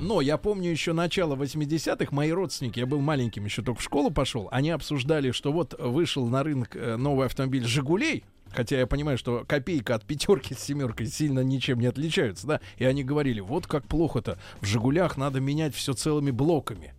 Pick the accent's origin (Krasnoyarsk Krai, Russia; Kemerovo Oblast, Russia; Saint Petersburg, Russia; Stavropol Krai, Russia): Saint Petersburg, Russia; moved away; вернулись только что из как раз из моей, э, моей малой родины